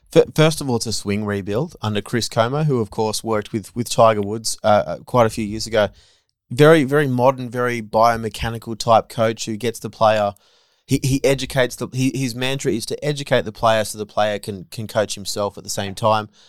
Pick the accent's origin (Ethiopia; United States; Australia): Australia; as an Aussie